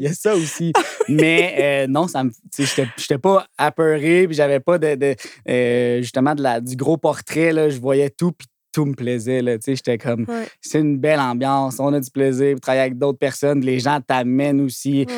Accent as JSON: {"language": "French", "town": "Blainville", "region": "Quebec", "country": "Canada", "tie": "born or raised there", "said": "je un petit gars de Blainville aussi à, la base. Là. Fait que c'était comme un parfait, euh, un parfait timing pour se réinstaller dans un petit commerce de ma ville natale"}